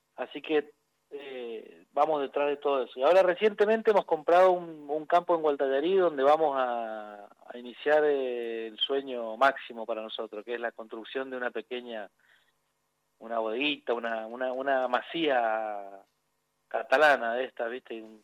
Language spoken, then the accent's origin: Spanish; Mendoza, Argentina; Los mendocinos todos tenemos que ver algo con el vino